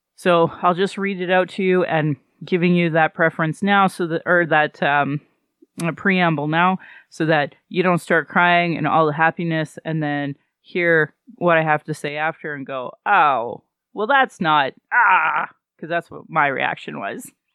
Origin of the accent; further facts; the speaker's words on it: Calgary, Alberta, Canada; I was born in Calgary